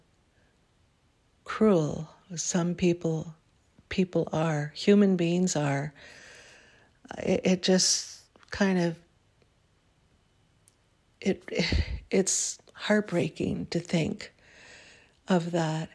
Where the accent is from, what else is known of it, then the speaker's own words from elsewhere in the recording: Canada; As a Canadian